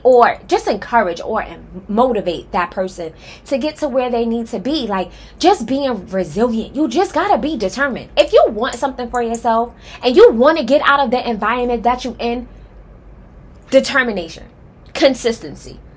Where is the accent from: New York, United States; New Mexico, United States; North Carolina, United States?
New York, United States; New York City; now in Atlanta, United States; I am originally from Harlem, okay? Period. Um, I grew up in Wagner Projects